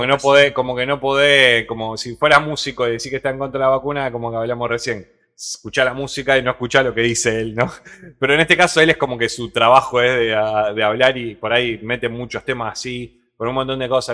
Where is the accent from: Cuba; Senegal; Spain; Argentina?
Argentina; soy argentino